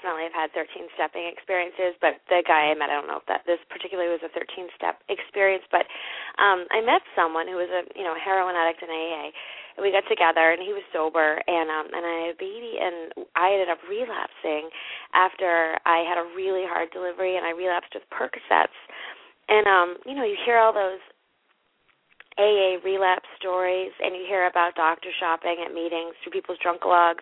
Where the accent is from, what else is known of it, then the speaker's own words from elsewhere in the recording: New England, United States; I'm from New England, and our states are kind of like your towns